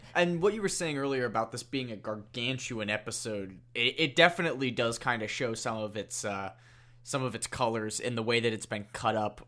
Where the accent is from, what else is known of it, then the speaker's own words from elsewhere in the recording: Ireland; I say that as an Irish person